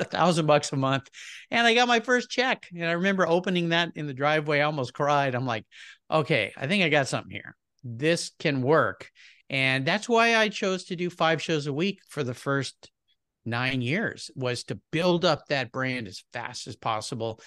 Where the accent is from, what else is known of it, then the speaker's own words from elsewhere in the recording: La Jolla, California, United States; I grew up in Southern California, beautiful place called La Jolla, California